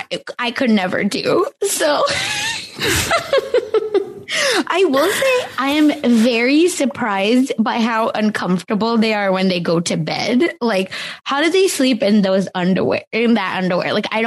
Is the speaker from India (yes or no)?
yes; India; you're Indian. I'm Indian. I think we can make fun of each other.